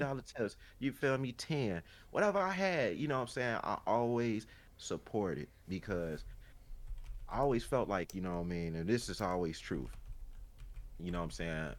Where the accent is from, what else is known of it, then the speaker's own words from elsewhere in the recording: Chicago, Illinois, United States; now in Gurnee, United States; they know I'm from Chicago